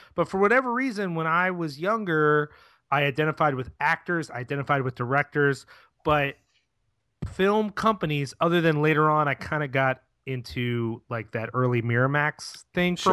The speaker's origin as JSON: {"language": "English", "town": "Philadelphia", "region": "Pennsylvania", "country": "United States", "said": "as a Philadelphian"}